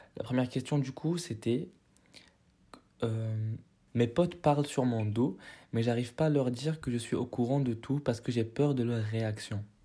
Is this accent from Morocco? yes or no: yes; Morocco; moved away as an adult; j'ai quitté le Maroc en deux mille vingt